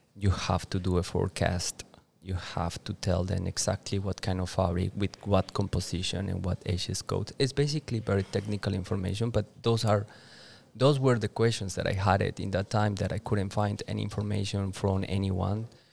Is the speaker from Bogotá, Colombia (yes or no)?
no; Duitama, Boyacá, Colombia; English is a second language; moved away as an adult; now in Bali, Indonesia; my hometown, with Duitama.